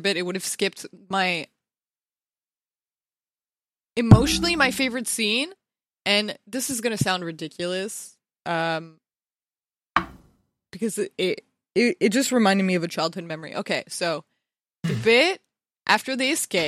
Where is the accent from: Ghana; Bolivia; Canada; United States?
Canada; I grew up around maple trees. I'm Canadian